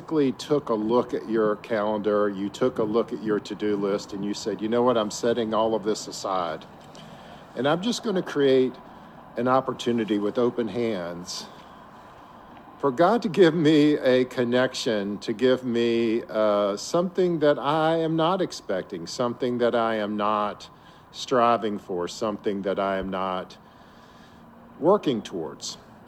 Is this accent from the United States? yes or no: yes; Virginia Beach, Virginia, United States; Today, I'm coming to you from my hometown of Virginia Beach.